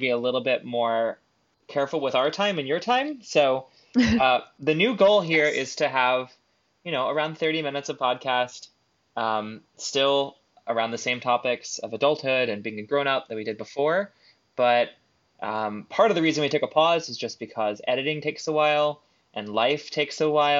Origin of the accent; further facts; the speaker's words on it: Texas, United States; growing up in Texas